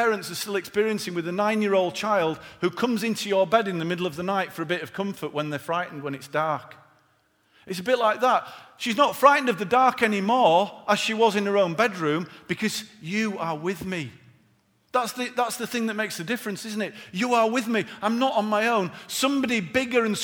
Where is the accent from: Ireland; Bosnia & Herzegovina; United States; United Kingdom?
United Kingdom; Yorkshire and the Humber; being born and bred in Yorkshire